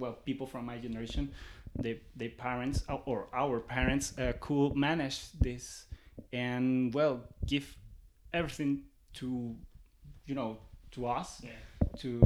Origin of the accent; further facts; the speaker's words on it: Lima, Peru; I was born and raised in Lima